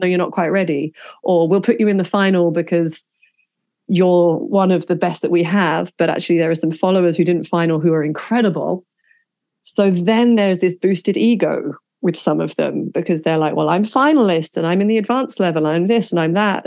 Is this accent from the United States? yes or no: no; England, United Kingdom; growing up in England